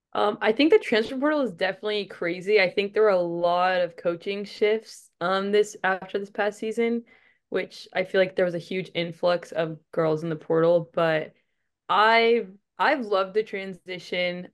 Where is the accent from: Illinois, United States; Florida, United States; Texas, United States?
Texas, United States; also born or lived in Arizona; came back to my home state